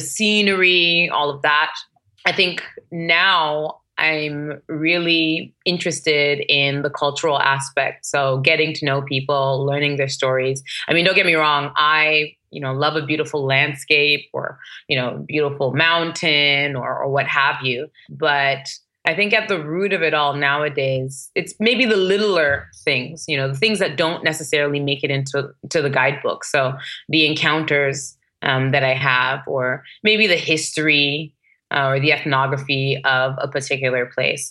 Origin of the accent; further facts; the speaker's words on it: Toronto, Ontario, Canada; moved away; And I grew up in Toronto, which is a very multicultural city.